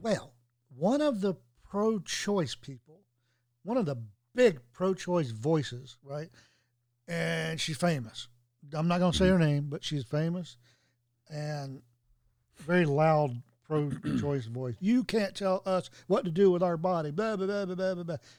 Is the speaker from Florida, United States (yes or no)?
no; Tennessee, United States; also born or lived in Washington, D.C.; it's here in my home state.